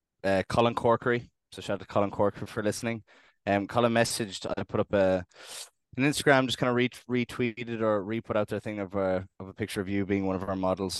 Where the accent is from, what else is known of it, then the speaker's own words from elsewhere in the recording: Carrigaline, County Cork, Ireland; I just don't think we have to defend knowing anything about Carrigaline. I think us are from Carriga